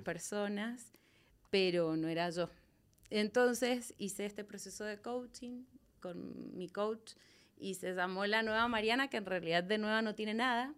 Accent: Mendoza, Argentina; accent: Argentine; moved away as an adult; now in Guatemala; Vine desde Mendoza, Argentina, que es desde donde nací, donde viví eh, hace hasta los 29 años

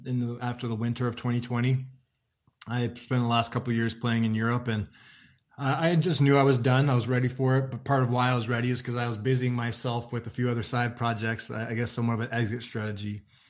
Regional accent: Ottawa, Ontario, Canada; I'm from Ottawa

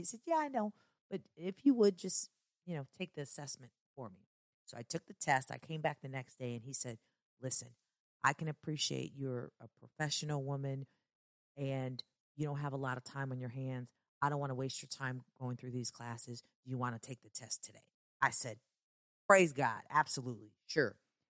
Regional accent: Chicago, Illinois, United States; also born or lived in Kentucky; even though I was born and raised in Chicago, there was a lot of back and forth from Chicago to Kentucky

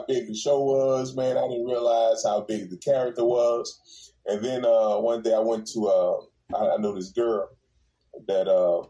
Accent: Texas, United States; now in California, United States; I'm from Texas.

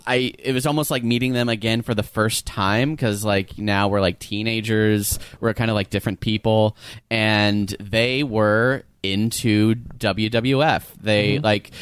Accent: West Hills, California, United States; I'm actually from here originally.

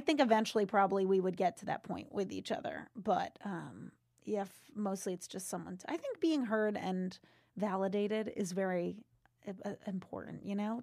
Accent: Seekonk, Massachusetts, United States; I grew up in Seekonk, Mass, right outside of Providence, Rhode

